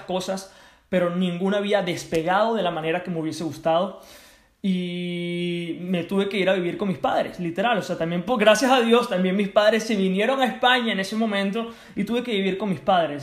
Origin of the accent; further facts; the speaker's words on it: Venezuela; also born or lived in United States; now in Spain; Me regreso a Venezuela, mi país de origen